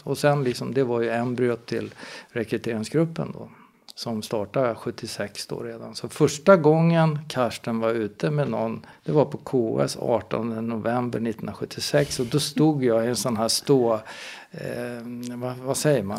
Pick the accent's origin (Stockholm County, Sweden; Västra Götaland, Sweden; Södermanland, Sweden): Stockholm County, Sweden; Stockholm; jag är en Stockholmskille som är uppvuxen i, i Spånga. Eh, Bällsta, Vällingby, där i det området